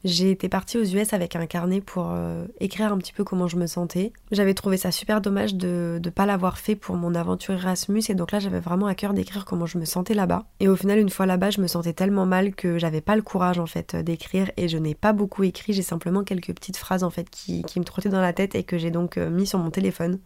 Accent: France; moved away as an adult; also born or lived in San Francisco area, United States; Bastien et moi on est partis le même jour de France

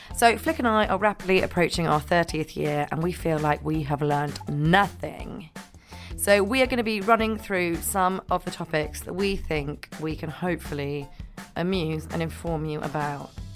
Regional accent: Scotland, United Kingdom; I'm from Scotland

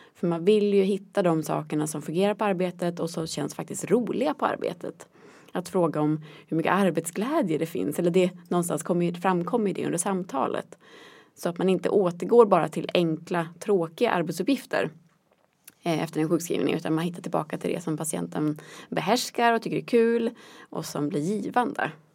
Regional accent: Västerås, Västmanland, Sweden; moved away as an adult; now in Norrköping, Sweden; Jag kommer från Västerås från början

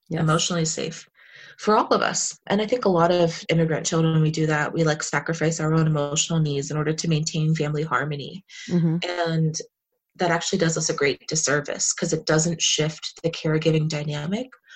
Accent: New Jersey, United States; now in Philadelphia, United States; I grew up in Jersey

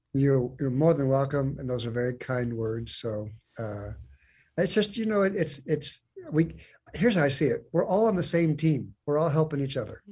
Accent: San Diego, California, United States; moved away as an adult; now in Lawrenceville, United States; I was actually born and raised in San Diego

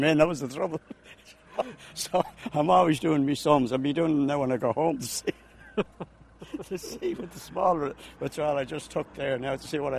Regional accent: Dublin, Leinster, Ireland; now in Achill, Ireland; I'm living here a long time. I'm from Dublin originally

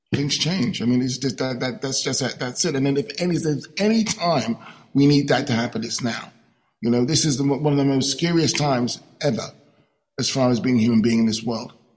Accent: London, United Kingdom; my experience as a young black man growing up in London

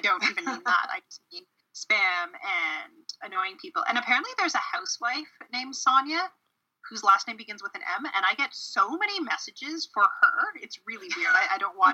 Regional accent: Canada; I'm Canadian

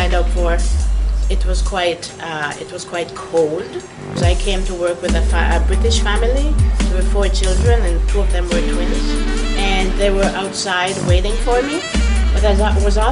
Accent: Jamaica; moved away as an adult; now in Canada; I was born in Jamaica in a small village in the western part of the island. I came to Canada in 1970

